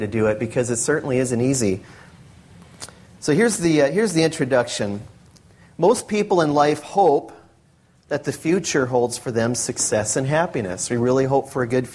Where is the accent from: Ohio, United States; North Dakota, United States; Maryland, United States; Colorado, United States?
North Dakota, United States; now in Washington, United States; I was born and raised in North Dakota